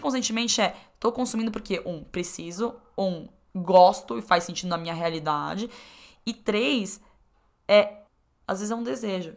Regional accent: Brazil; como brasileiro

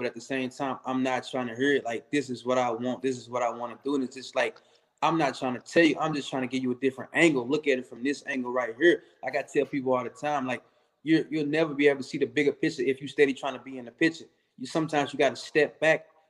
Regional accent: St. Louis, Missouri, United States; I'm originally from St. Louis, Missouri. I still stay in St. Louis.

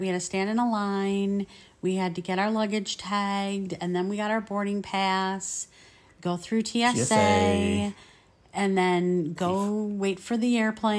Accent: Midwest, United States; I'm also from the Midwest.

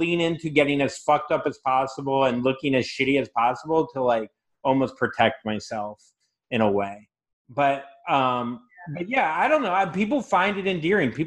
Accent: Florida, United States; I'm from Florida

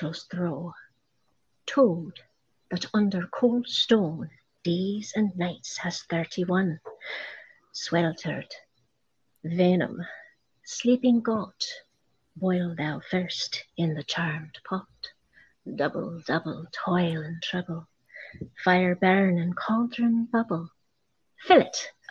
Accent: Aberdeen, Scotland, United Kingdom; I'm originally from Aberdeen. So I'm a Highland lass, me.

